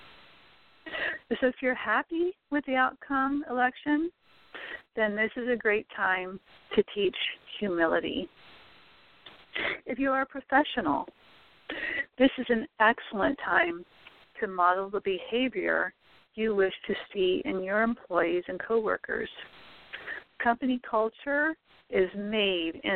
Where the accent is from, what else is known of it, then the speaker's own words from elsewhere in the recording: United States; We are all citizens of this great country. We are American neighbors